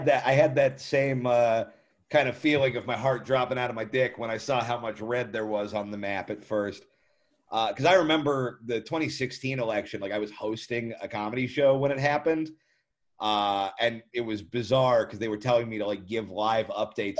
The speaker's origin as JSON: {"language": "English", "country": "United States", "said": "I'm American"}